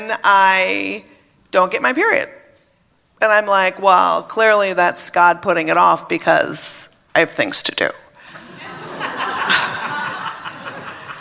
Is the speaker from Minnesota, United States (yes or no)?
yes; Minnesota, United States; I was brought up in Minnesota, Catholic, thank you, and 16.